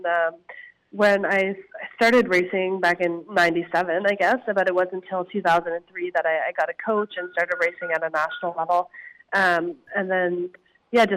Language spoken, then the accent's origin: English; Harvey Station, New Brunswick, Canada; moved away as an adult; also born or lived in Victoria, BC; now in Kamloops, Canada; I grew up in a small town just outside Fredericton, actually, called Harvey Station.